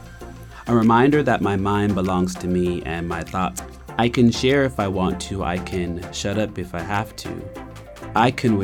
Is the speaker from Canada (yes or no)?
yes; Preston, Nova Scotia, Canada; I knew I was from Preston, but where was I really from?